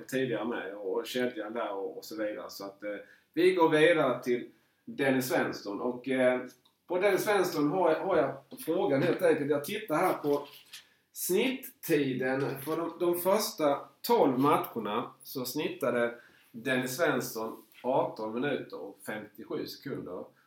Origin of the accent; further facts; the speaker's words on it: Markaryd, Kronoberg County, Sweden; jag är ju född i Markaryd